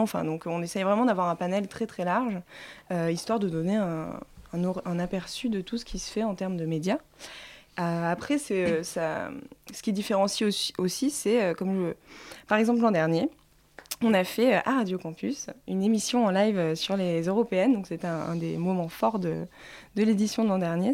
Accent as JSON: {"language": "French", "region": "Provence-Alpes-Côte d'Azur", "country": "France", "accent": "Hautes-Alpes", "said": "mon accent des Hautes-Alpes"}